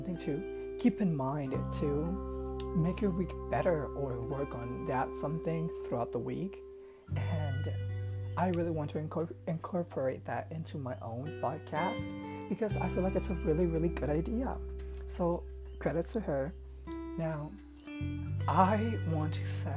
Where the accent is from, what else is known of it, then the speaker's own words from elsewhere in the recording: Puerto Rico; I'm from Puerto Rico, so if my accent is a little annoying, that's why.